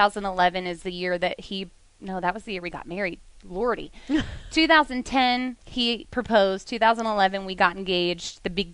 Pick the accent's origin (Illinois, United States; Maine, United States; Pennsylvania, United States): Pennsylvania, United States; And I'm like, Pennsylvania. And everybody back home's like, man, you've been in the South a long time.